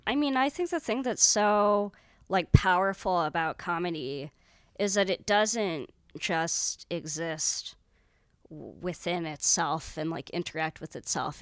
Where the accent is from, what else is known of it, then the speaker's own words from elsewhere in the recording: San Francisco, California, United States; I grew up in San Francisco